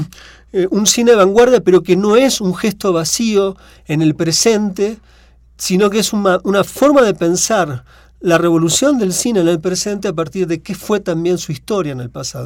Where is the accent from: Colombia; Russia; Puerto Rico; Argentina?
Argentina; accent: Argentine; now in Mexico; mi forma de hablar el español no corresponde estrictamente a México, sino a la Argentina, pero prefiero pensarme en este momento más como mexicano que como argentino